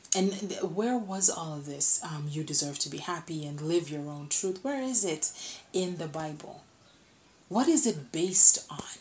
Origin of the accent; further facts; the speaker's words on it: Kenya; I'm a Kenyan.